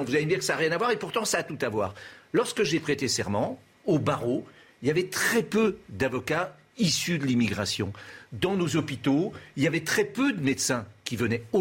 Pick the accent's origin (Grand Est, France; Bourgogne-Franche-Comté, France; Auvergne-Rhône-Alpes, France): Auvergne-Rhône-Alpes, France; Villeurbanne; born there; moi je suis né à Villeurbanne.